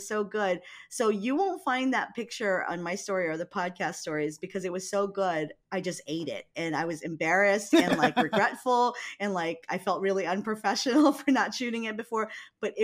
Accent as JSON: {"language": "English", "region": "Hawaii", "country": "United States", "tie": "born or raised there", "said": "growing up in Hawaii."}